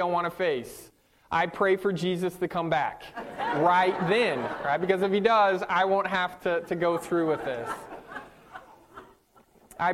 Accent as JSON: {"language": "English", "region": "Northern California", "country": "United States", "tie": "born or raised there", "moved": "yes", "said": "I grew up on the West Coast in Northern California"}